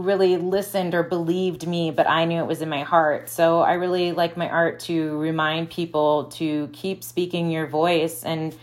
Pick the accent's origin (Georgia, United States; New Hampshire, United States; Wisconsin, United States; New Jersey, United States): Wisconsin, United States; moved away as an adult; also born or lived in Midwest; now in Phoenix, United States; I'm from Wisconsin